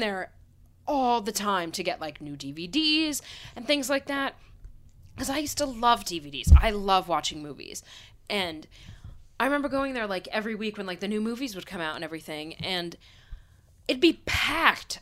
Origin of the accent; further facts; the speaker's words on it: Pennsylvania, United States; I grew up in Pennsylvania town